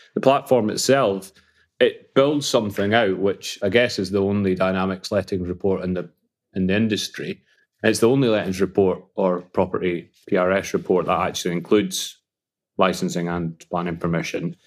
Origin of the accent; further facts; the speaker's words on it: Falkirk, Scotland, United Kingdom; I was born in Scotland, funny enough, uh, in a beautiful town called, for, called Falkirk